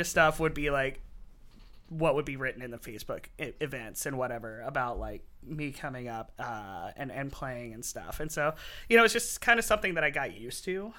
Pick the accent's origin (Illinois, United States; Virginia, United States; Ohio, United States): Virginia, United States; Martinsville; moved away as an adult; also born or lived in Blacksburg, Virginia; now in Seattle, United States; growing up in Martinsville, Henry County